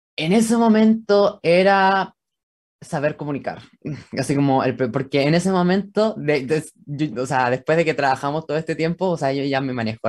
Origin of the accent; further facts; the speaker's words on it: Santiago, Santiago Metropolitan Region, Chile; Soy de Santiago, de Chile